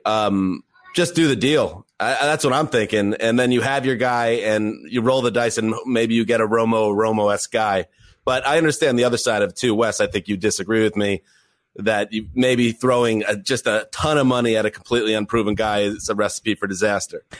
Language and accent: English; Northeast, United States; Mike and the Mad Dog were so important uh, growing up in the Northeast to us